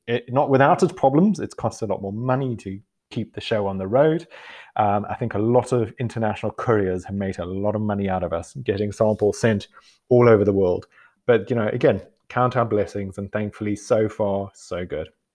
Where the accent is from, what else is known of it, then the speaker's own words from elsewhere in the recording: South Africa; moved away as an adult; also born or lived in Costa Rica; now in United Kingdom; growing up in South Africa